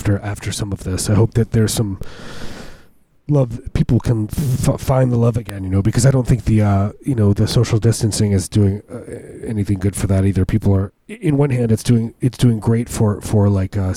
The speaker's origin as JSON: {"language": "English", "town": "Chicago", "region": "Illinois", "country": "United States", "tie": "born or raised there", "said": "I grew up around Chicago"}